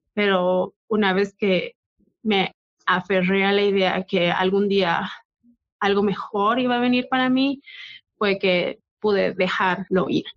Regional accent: Bolivia; moved away; donde crecí en Bolivia

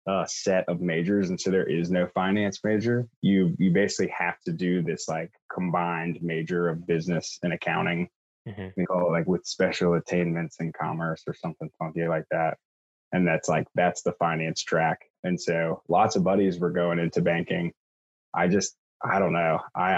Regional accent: Columbia, South Carolina, United States; moved away as an adult; also born or lived in Virginia / Washington, D.C. / Costa Rica; I grew up in Columbia, South Carolina. Went to school up in Virginia at Washington and Lee.

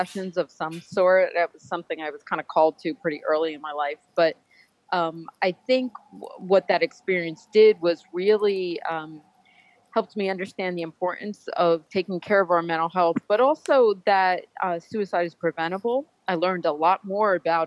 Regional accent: Northeast, United States; moved away; also born or lived in Georgia; I grew up in the Northeast

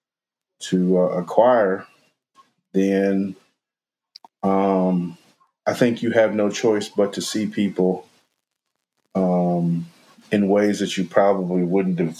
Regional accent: Mississippi, United States; growing up in Mississippi

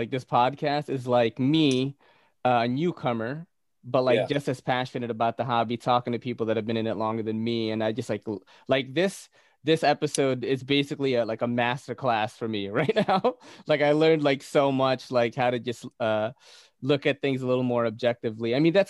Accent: Philippines; I'm Filipino, bro.

